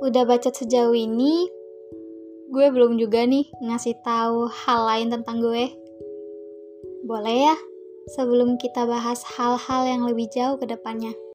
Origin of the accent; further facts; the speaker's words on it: Indonesia; gue orang Melayu hmm, bukan dari Malaysia gue asli orang Indonesia